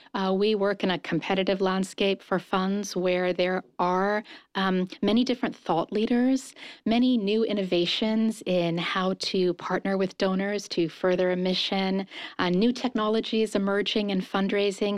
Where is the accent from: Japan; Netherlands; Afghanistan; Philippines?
Japan; also born or lived in London, United Kingdom; now in United States; I was raised in Japan